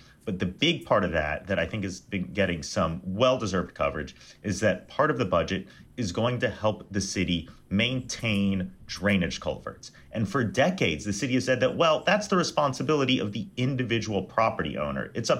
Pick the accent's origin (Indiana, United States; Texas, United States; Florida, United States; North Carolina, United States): Texas, United States; Houston; I tell people I'm from Houston.